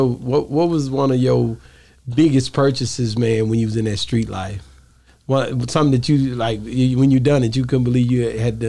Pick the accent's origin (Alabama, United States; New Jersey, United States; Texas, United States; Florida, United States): Texas, United States; Dallas; Oak Cliff, that's my hood.